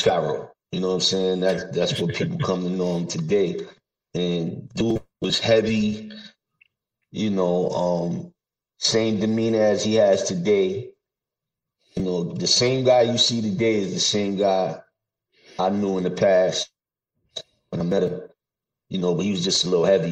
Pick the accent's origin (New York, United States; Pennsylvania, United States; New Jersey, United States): New York, United States; New York City; I grew up in Brooklyn and Queens